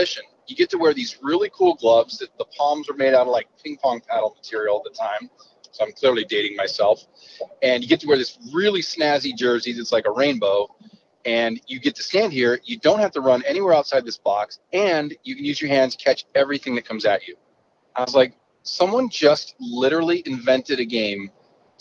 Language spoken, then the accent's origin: English; San Diego, California, United States; moved away; growing up in San Diego